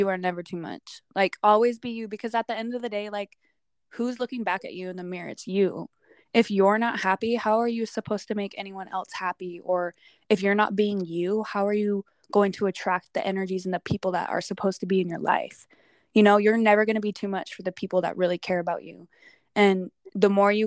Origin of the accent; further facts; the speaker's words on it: Utah, United States; where I grew up in Utah